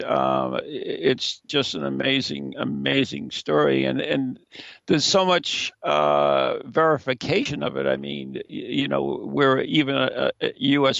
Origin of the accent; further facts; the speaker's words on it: New England, United States; we're from New England up here